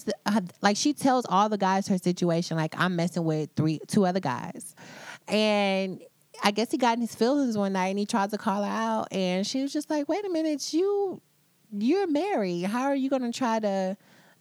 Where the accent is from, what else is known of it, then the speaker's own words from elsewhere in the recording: United States; as an American, as a woman